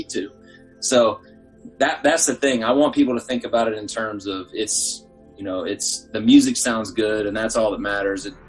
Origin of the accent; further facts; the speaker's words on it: Atlanta, Georgia, United States; now in Chicago, United States; Oh yeah, I'm from Atlanta.